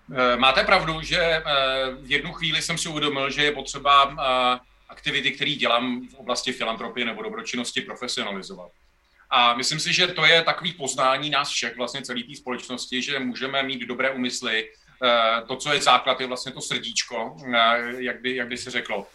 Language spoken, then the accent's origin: Czech; Most, Ústí nad Labem Region, Czechia; já jsem z Mostu, ze severu Čech